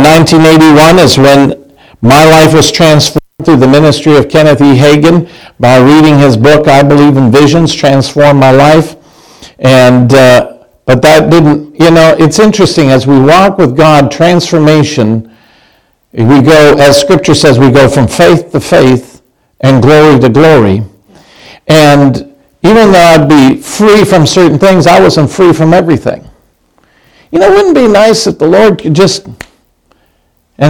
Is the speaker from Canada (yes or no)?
yes; Canada; now in United States; I'm Canadian